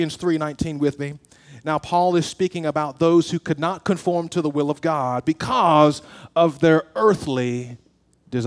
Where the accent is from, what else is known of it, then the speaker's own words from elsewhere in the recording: the South, United States; I'm from the South. I was born below the Mason-Dixon.